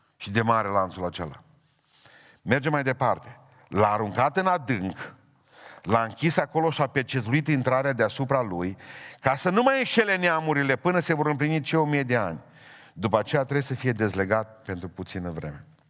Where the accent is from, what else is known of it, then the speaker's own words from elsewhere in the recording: Romania; suntem săraci, că suntem români